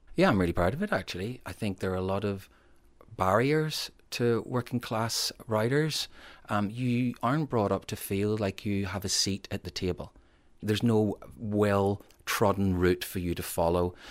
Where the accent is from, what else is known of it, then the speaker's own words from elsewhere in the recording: Northern Ireland, United Kingdom; moved away; also born or lived in England; When I was growing up in Northern Ireland